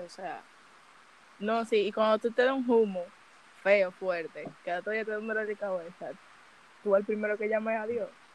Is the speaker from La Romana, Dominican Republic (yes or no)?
no; Santo Domingo, Distrito Nacional, Dominican Republic; Yo soy de Santo Domingo. Villa Jaragua.